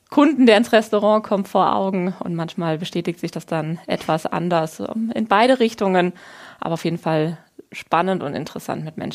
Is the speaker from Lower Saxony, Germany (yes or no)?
no; Wiesbaden, Hesse, Germany; ich bin gebürtig in Wiesbaden aufgewachsen, wo ich heute auch wieder wohne.